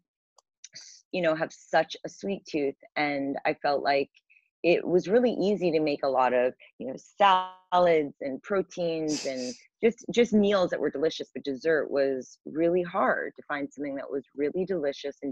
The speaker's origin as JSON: {"language": "English", "town": "New York City", "region": "New York", "country": "United States", "tie": "born or raised there", "also_born_or_lived": "California", "said": "I grew up in New York City."}